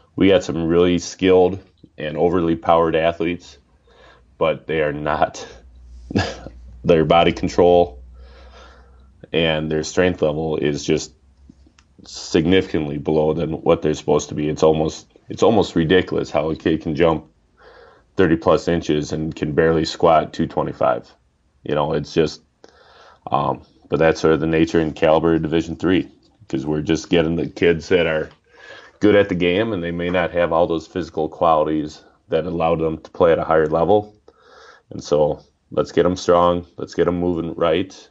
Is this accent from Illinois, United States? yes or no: no; Oshkosh, Wisconsin, United States; also born or lived in River Falls, Wisconsin; I grew up in Oshkosh, and then moved up here for uh, school for college in what was it, '95, and so been up in the northern part of the state ever since